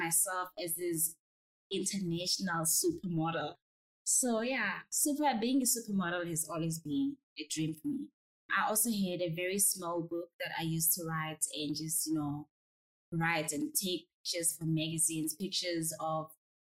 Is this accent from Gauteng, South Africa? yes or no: no; Free State, South Africa; I'm originally from Free State in a very small town called Bulano